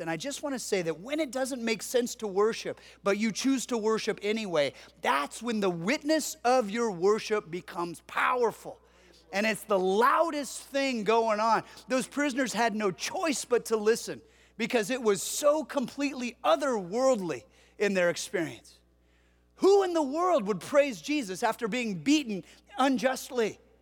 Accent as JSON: {"language": "English", "region": "Southern California", "country": "United States", "tie": "born or raised there", "said": "I grew up in Southern California"}